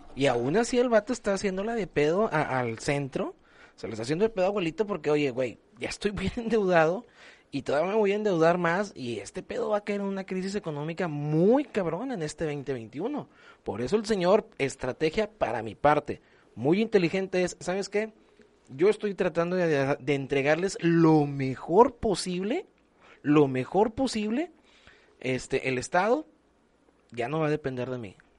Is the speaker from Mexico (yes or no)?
yes; Mexico; como mexicanos tenemos ese, ese orgullo